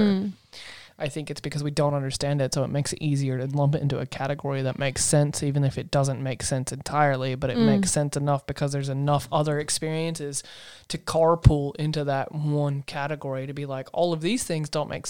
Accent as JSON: {"language": "English", "region": "the South", "country": "United States", "tie": "born or raised there", "said": "I grew up in the South knowing those to be ghosts and ghost stories."}